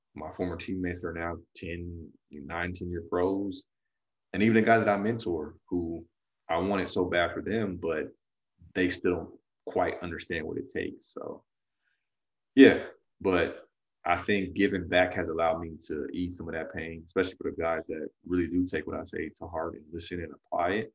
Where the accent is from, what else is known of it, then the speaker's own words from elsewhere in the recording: California, United States; I'm from California